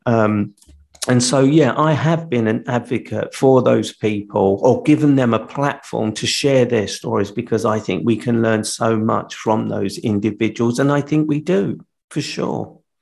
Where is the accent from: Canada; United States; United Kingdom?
United Kingdom; London; I'm from London